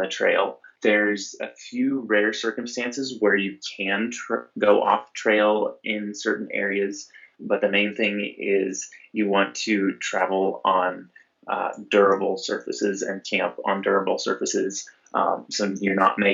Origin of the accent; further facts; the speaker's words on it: Nebraska, United States; now in Western Colorado, United States; Growing up in Nebraska, my parents would take me camping a lot